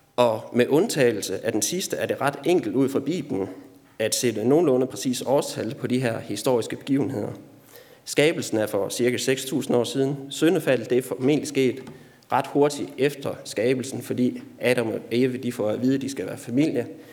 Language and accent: Danish; Denmark; Du og jeg er som danskere